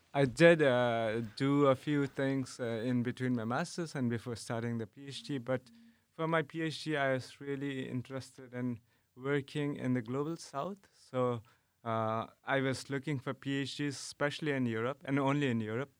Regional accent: Nepal; moved away as an adult; now in Netherlands; I am from Nepal, and now I'm doing my P H D here in the Netherlands.

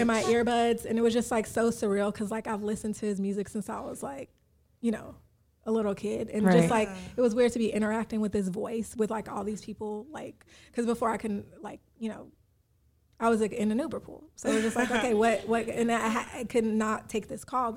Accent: Chicago, Illinois, United States; I'm from Chicago, so, like, I understand, you know, different things.

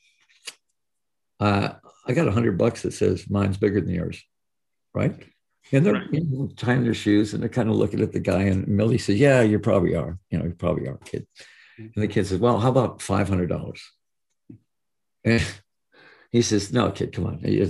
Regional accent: Detroit, Michigan, United States; my hometown.

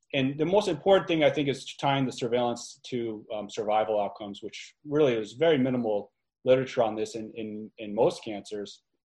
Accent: New York area, United States; also born or lived in Albany; I'm from the New York area.

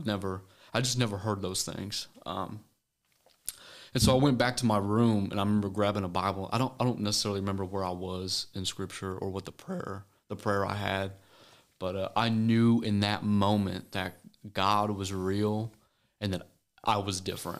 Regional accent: Pleasant Hill, Missouri, United States; I'm from a small town called Pleasant Hill, Missouri. Um, you probably tell it by my accent, but, and my dad's from Tennessee, so I got a blend of both worlds.

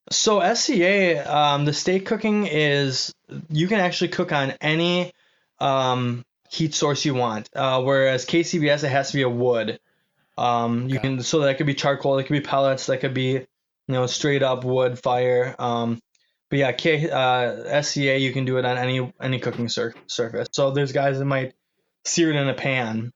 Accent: Manitowoc, Wisconsin, United States; moved away as an adult; right out of Manitowoc, Wisconsin, my hometown

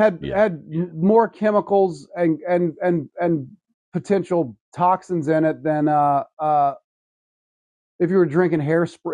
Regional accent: the South, United States; I'm a person from the South. I grew up here

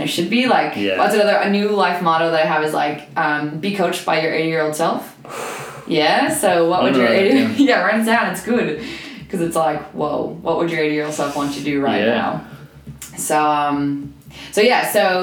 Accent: Bismarck, North Dakota, United States; moved away as an adult; now in Melbourne, Australia; I'm from Bismarck, North Dakota.

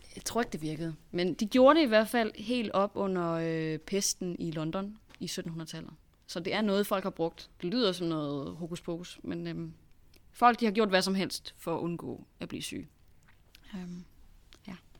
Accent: Denmark; vi er danskere

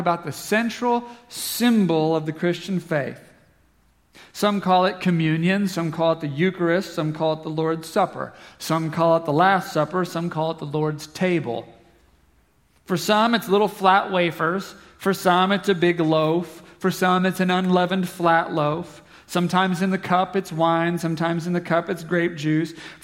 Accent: Southeast Kansas, United States; I'm from Southeast Kansas

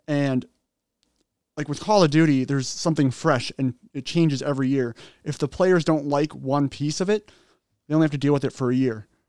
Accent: Minnesota, United States; Minnesota, like, that's our hometown

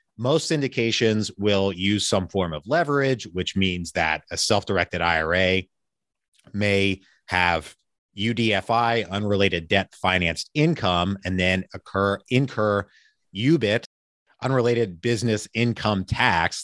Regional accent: Pennsylvania, United States; now in Richmond, Virginia, United States; I'm originally from Pennsylvania

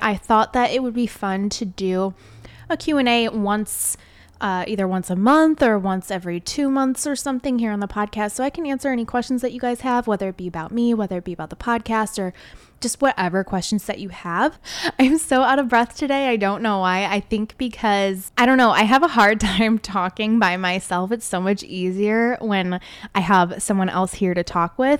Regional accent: Chicago, Illinois, United States; now in Northwest Indiana, United States; I usually just say I'm from Chicago because I was born and raised on, like, the suburbs. of Chicago

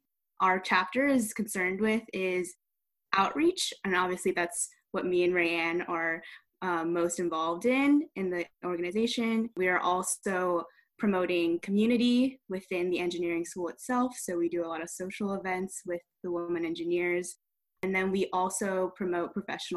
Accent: Bay Area, California, United States; I grew up near the Bay Area

